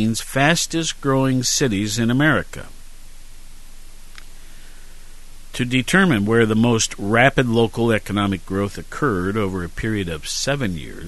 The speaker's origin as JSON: {"language": "English", "town": "Worthington", "region": "Ohio", "country": "United States", "tie": "born or raised there", "moved": "yes", "said": "my hometown of Worthington"}